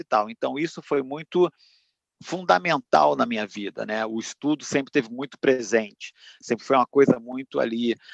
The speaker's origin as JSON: {"language": "Portuguese", "town": "Duque de Caxias", "region": "Rio de Janeiro", "country": "Brazil", "tie": "born or raised there", "said": "Eu sou nascido e criado no Rio de Janeiro, eu sou de Duque de Caxias, da Baixada Fluminense, de uma família de cinco, cinco filhos."}